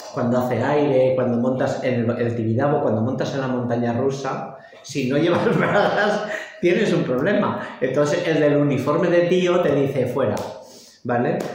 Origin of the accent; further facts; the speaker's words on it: Lleida, Catalonia, Spain; now in Barcelona, Spain; soy de Lleida y estoy en contacto con las, con las entidades de allá